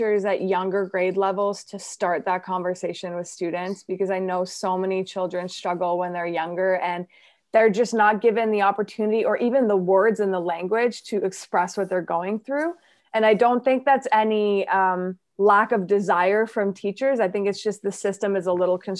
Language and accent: English; Montreal, Quebec, Canada; English is a second language; moved away as an adult; now in Toronto, Canada; born and raised in Montreal. So I learned English when I was 10.